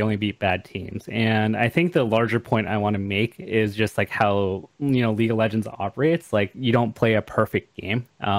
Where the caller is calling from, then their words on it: Los Angeles, California, United States; I'm calling from my home.